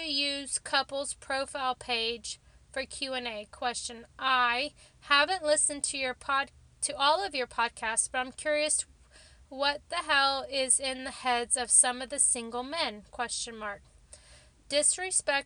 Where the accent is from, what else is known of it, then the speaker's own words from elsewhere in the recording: Texas, United States; accent: Texas; my Texas accent